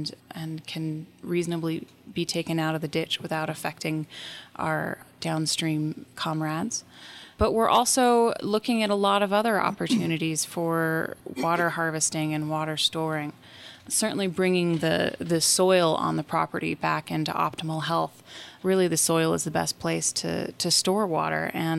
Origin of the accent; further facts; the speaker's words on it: Taos, New Mexico, United States; I did, born and raised.